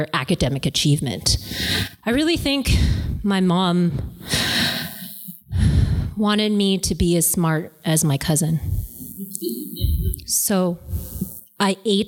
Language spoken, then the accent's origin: English; Canada; I was born here. So I'm Canadian born